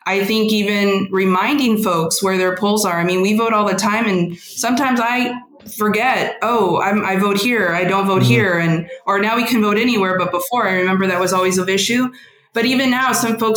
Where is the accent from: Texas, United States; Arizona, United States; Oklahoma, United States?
Texas, United States; San Antonio; grew up in Lavaca, then moved to the north side in high school